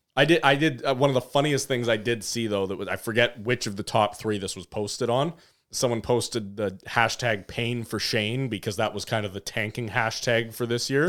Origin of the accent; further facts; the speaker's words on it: Vancouver, British Columbia, Canada; as a kid growing up in Vancouver